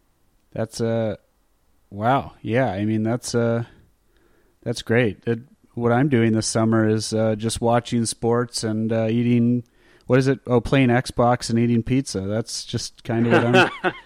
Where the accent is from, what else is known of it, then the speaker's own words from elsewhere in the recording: Phoenix, Arizona, United States; growing up in Phoenix, like, we get heat, right?